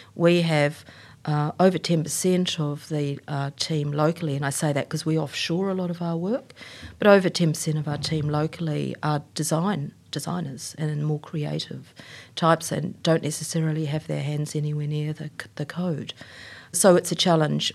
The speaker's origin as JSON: {"language": "English", "country": "New Zealand", "also_born_or_lived": "Queensland, Australia", "moved": "yes", "lives_now": "Australia", "said": "I'm a Kiwi"}